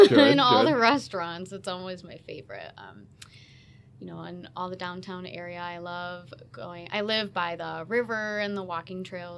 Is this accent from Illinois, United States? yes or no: yes; St. Charles, Illinois, United States; also born or lived in Geneva, Illinois; I was born and raised in St. Charles in Geneva.